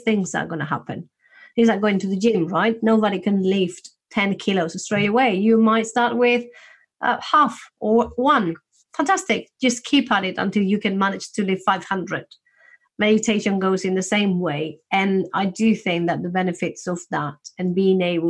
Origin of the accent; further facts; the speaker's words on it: Spain; I'm from Spain, a place where we tend to be quite open.